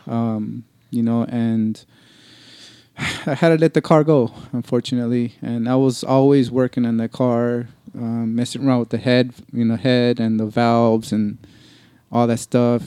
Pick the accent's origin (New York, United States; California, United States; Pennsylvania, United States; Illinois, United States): California, United States; Los Angeles; I'm from Los Angeles, California, born and raised